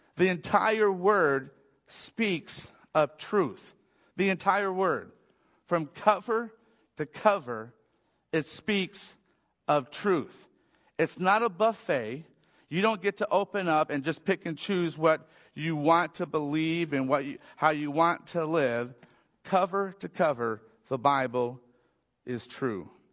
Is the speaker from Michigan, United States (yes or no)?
yes; Michigan, United States; I grew up in Michigan